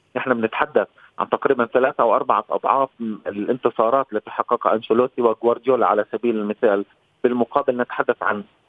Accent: Palestine; كفلسطيني وكعربي

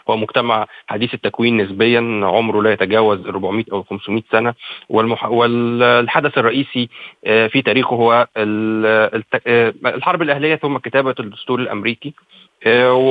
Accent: Egypt; انا مواطن مصري وانتمي للسينما المصريه

